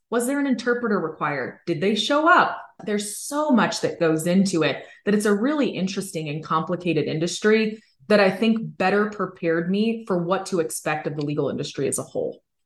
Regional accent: Hayward, California, United States; I grew up in California. I was born in Hayward and I was raised in the Bay Area

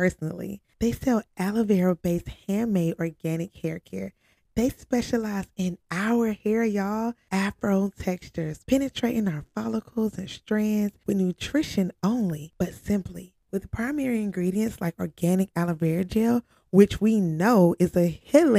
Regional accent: Georgia, United States; moved away as an adult; I'm from Georgia

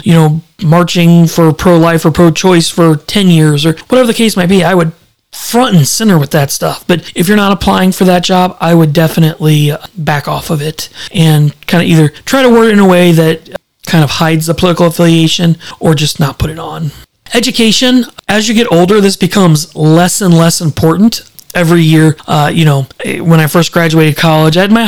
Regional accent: Fenton, Missouri, United States; moved away; I grew up in Fenton, Missouri

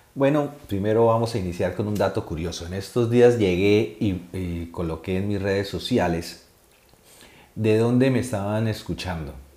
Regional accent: Cúcuta, Norte de Santander, Colombia; moved away as an adult; now in Spain; el norte de Santander, Cúcuta, pues me interesa. Y todo lo que salga en redes, eh, lo que salga en noticiarios, lo que salga en, en cualquier medio que sea de esta zona del país, pues porque es, mi, es de donde yo soy

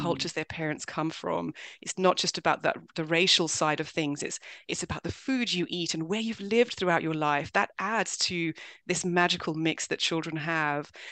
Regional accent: London, United Kingdom; born or raised there; also born or lived in Swaziland / South Africa

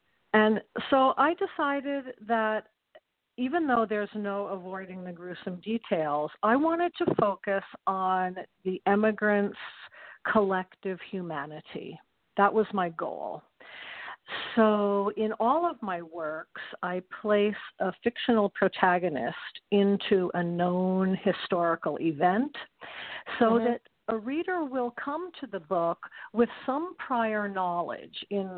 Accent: New York, United States; moved away as an adult; now in American West, United States; I'm a New Yorker, you know, mm-hmm. who lived in the West since 1978.

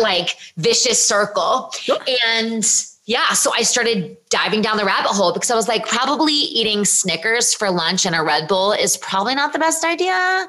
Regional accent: Virginia, United States; I'm from Virginia

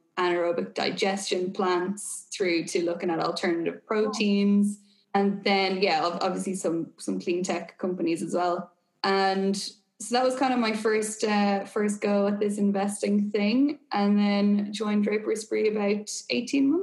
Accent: Ireland; also born or lived in Boston; if my accent and my location didn't give it away already, I am obviously Irish.

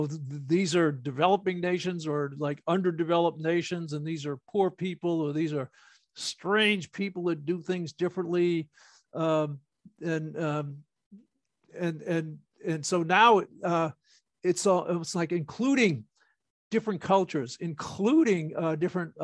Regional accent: United States; growing up in the States with special classes and special schools

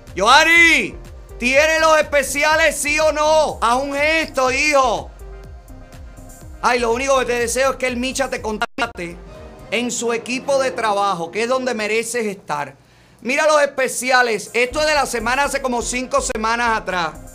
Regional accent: Cuba; moved away; somos los cubanos de aquí

